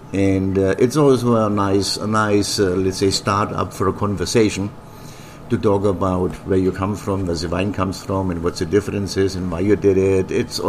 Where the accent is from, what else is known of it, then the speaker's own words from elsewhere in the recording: Bavaria, Germany; now in Virginia, United States; I grew up in Germany. It's rolling mountains, the Blue Ridge Mountain in the background. It's like the area I grew up. We had Fichtel Mountains and Frankenwald.